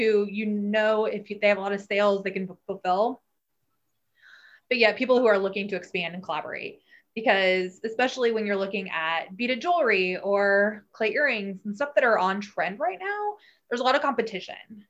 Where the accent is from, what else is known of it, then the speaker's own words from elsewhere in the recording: Kansas City, Missouri, United States; I grew up in Kansas City, obviously, in the Northland